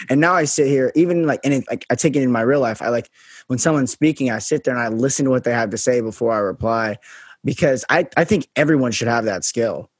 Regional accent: Las Vegas, Nevada, United States; I'm from Vegas, so that's a little um about me. But yeah, so I'm from Vegas

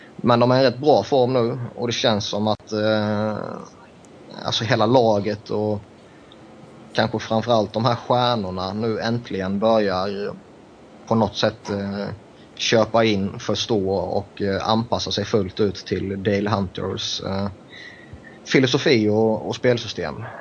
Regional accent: Växjö, Kronoberg County, Sweden; en Växjöbo

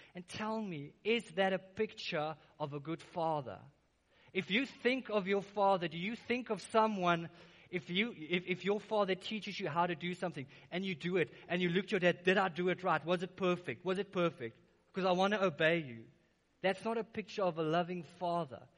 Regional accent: Secunda, Mpumalanga, South Africa; I'm from Secunda. So it's a rough place, blue collar town

